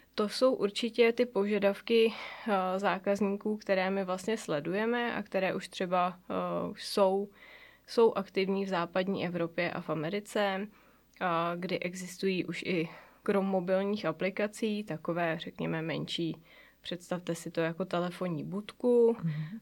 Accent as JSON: {"language": "Czech", "town": "Mariánské Lázně", "region": "Karlovy Vary Region", "country": "Czechia", "tie": "born or raised there", "moved": "yes", "lives_now": "Prague, Czechia", "said": "já vlastně pocházím přímo tady z Mariánských lázních. V Mariánských lázních jsem se narodila"}